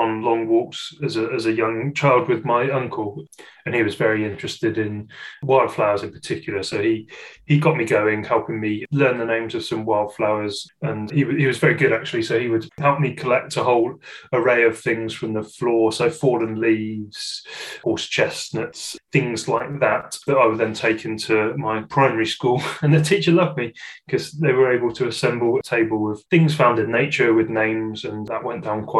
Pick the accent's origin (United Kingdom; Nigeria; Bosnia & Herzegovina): United Kingdom; edge of the Forest of Dean, South West England; moved away; I grew up in the Wye Valley area on the edge of the Forest of Dean